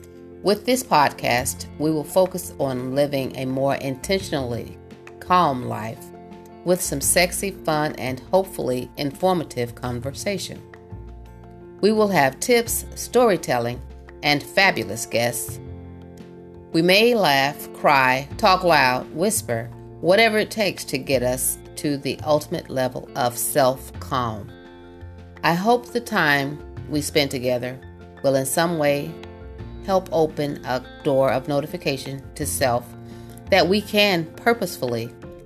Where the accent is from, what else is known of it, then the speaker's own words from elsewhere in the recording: the South, United States; accent: southern; Because sometimes my southern accent gets in the way.